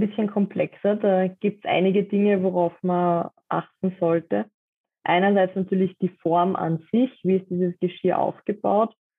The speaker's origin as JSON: {"language": "German", "region": "Vienna", "country": "Austria", "said": "Ich komme aus Wien"}